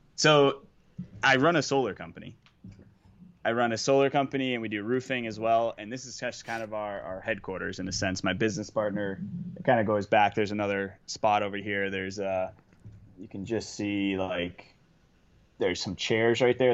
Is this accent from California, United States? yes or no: no; Boston, Massachusetts, United States; I'm from Boston